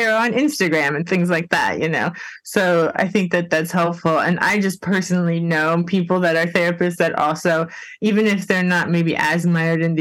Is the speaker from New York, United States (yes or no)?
no; Miami, Florida, United States; moved away; I'm from Miami originally